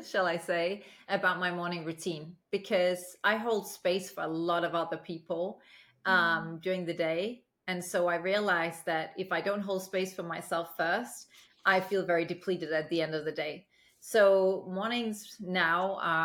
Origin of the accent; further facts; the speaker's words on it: Aalborg, North Denmark Region, Denmark; also born or lived in United Kingdom; now in Los Angeles, United States; growing up in Denmark, especially in a small city like Aalborg